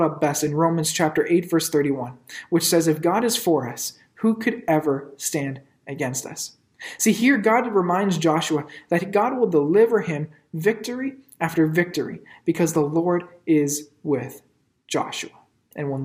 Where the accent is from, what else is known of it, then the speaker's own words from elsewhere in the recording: Ottawa, Ontario, Canada; moved away as an adult; I grew up in Ottawa and I'm a big fan of my hometown teams